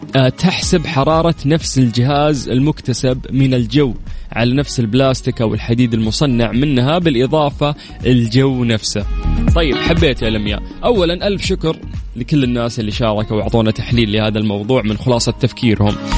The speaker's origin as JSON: {"language": "Arabic", "country": "Saudi Arabia", "said": "عندنا في السعودية"}